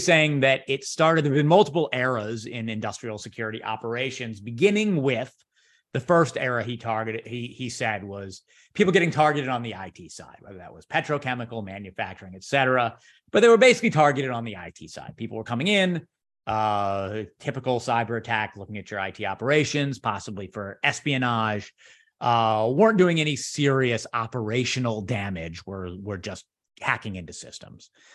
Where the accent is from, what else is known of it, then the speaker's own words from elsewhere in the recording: San Francisco, California, United States; now in Chicago, United States; I spent years of my childhood in the San Francisco area